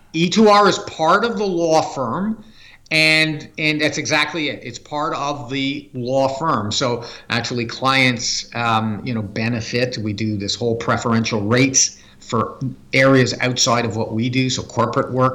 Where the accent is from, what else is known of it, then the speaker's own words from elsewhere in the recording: Canada; I'm a Canadian human resources leader